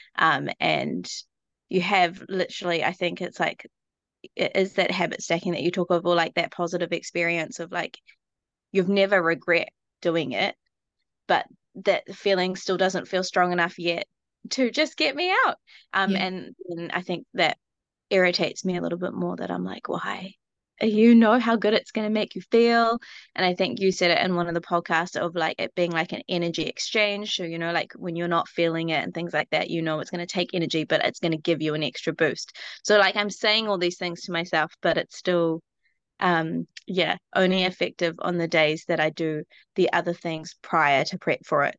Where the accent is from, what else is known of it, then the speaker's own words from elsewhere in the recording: New Zealand; I'm from New Zealand, so my accent's gonna be really weird